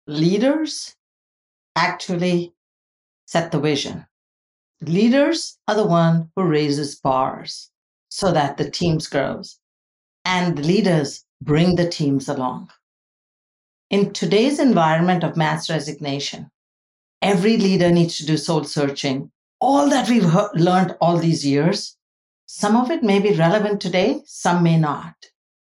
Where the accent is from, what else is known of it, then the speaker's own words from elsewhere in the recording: India; now in United States; Because I grew up and I was born in India, where I saw a huge economic diversity